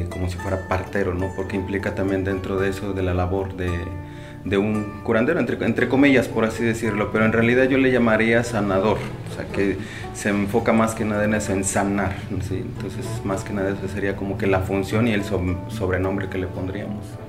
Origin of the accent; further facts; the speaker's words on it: Xoxocotla, Morelos, Mexico; Soy de aquí de Sosopotla.